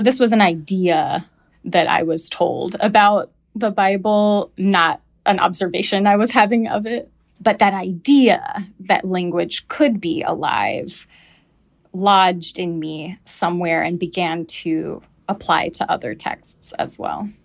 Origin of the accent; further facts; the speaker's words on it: the South, United States; moved away; when I moved away from the South